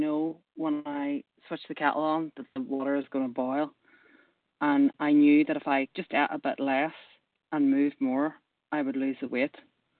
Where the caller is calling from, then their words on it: Manchester, North West England, United Kingdom; I am ringing in from Manchester in the UK.